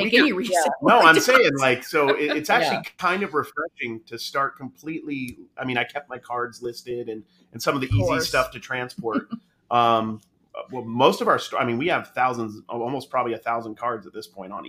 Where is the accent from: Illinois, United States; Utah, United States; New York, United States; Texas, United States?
Utah, United States; I grew up in Utah Mormon